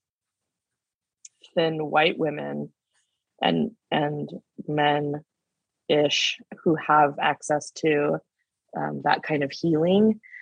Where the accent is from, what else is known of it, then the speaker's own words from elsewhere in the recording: Canby, Oregon, United States; moved away as an adult; also born or lived in New York City; now in Los Angeles, United States; I grew up off my tribal homelands in the Willamette Valley, Oregon, in a small town called Canby, which is about 20 miles south of Portland